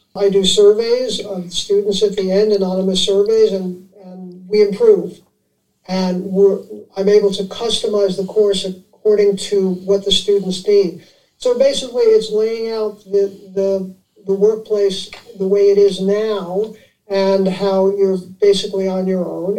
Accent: New York City, New York, United States; I grew up in Manhattan

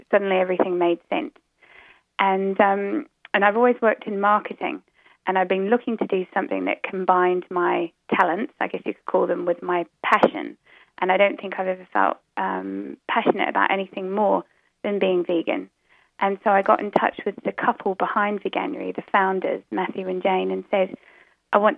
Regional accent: New Zealand; now in United Kingdom; I live in the UK, so I don't know if you guys can, can tell, but um, my accent's a bit muddled up because originally I come from New Zealand.

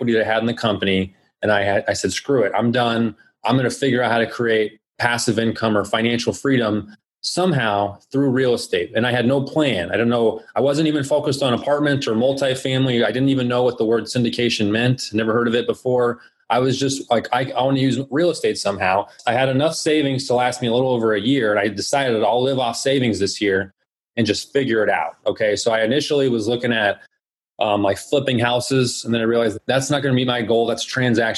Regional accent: Phoenix, Arizona, United States; I was born and raised here in Phoenix. I pretty much lived here my entire life

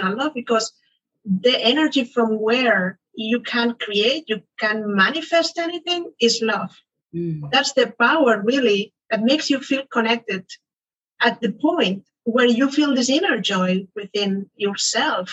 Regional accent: Barcelona, Catalonia, Spain; moved away as an adult; now in United States; I moved to the US. I am originally from Barcelona

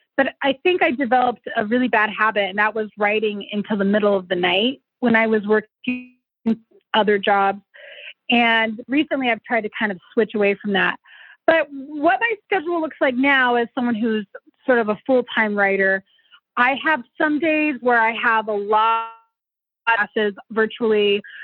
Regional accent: Denver, Colorado, United States; also born or lived in Arvada, Colorado; I grew up somewhat in North Denver, but also somewhat in the suburbs in a, a town called Arvada

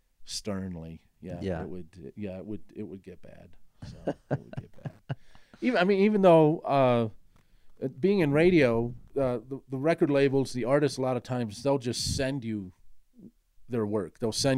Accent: Chicago, Illinois, United States; also born or lived in Kingston, Jamaica; my formative years in Chicago. I sort of had, you know, your typical abnormal, tumultuous childhood. I was born in Kingston, Jamaica. And my father worked in international business at the time. My mother was from Germany.

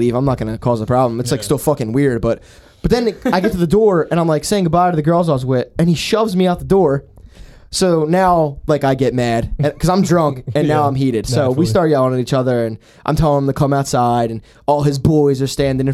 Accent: Northeast, United States; I'm from the Northeast

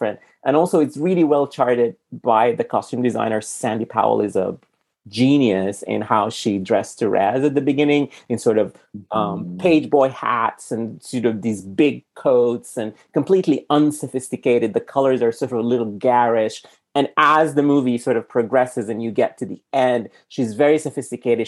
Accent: Sudan; now in United States; I'm from Sudan. So I grew up eating completely different food than what people eat here in America

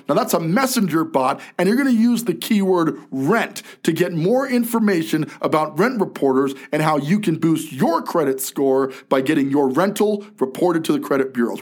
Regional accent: New York City, New York, United States; also born or lived in New Jersey; I was born in Jersey, raised in Brooklyn. Okay. So still a New Yorker to the heart here

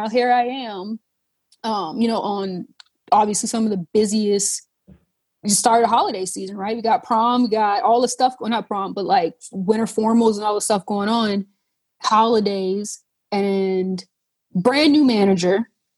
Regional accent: Charleston, South Carolina, United States; And then growing up in the South, right? Growing up in Charleston, whereas like everything we do has some sort of food.

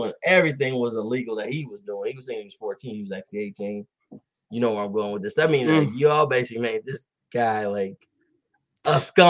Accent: the South, United States; I grew up in the South. I raised in the South, but I didn't know.

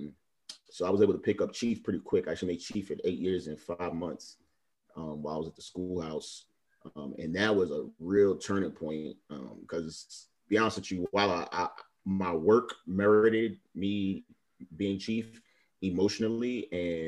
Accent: New York City, New York, United States; moved away; also born or lived in Miami, Florida; I'm originally from Brooklyn, New York, but I lived in Miami like the last almost 7 years before I joined the Navy

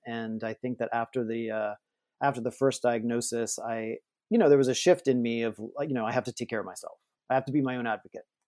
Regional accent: New Orleans, Louisiana, United States; I am from New Orleans

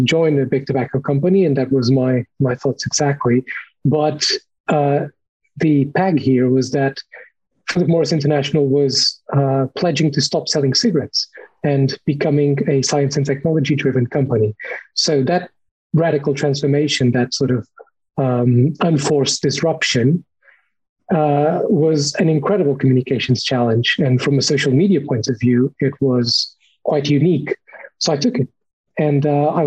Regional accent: Lisbon, Portugal; moved away as an adult; also born or lived in Cornwall, United Kingdom; now in United Kingdom; I'm Portuguese, as you can probably tell from my weirdly pronounced name. I was born in Lisbon. I came to the UK about 8 years ago to study international journalism in Cornwall.

